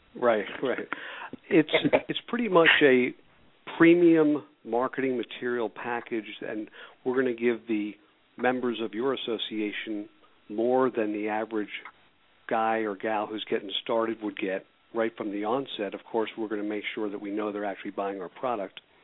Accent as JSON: {"language": "English", "town": "Philadelphia", "region": "Pennsylvania", "country": "United States", "tie": "born or raised there", "said": "I was born and raised in Philadelphia."}